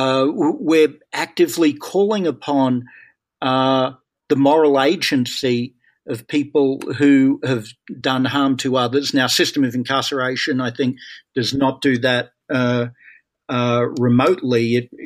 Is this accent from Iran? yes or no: no; Australia; moved away as an adult; now in United States; I'm Australian, and I came to the United States more than 30 years ago now